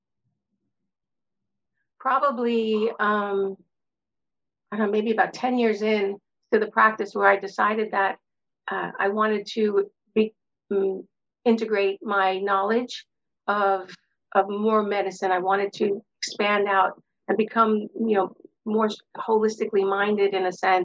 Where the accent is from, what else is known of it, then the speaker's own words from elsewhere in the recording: New York City, New York, United States; I grew up in Brooklyn, New York, and my world was filled with concrete and bricks